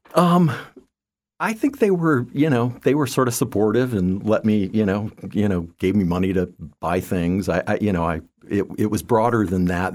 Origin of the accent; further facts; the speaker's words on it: Land O'Lakes, Florida, United States; also born or lived in Tachikawa, Japan / Eugene, Oregon / Boulder, Colorado; growing up from, uh, you know, grade school on was, uh, in north, north of Tampa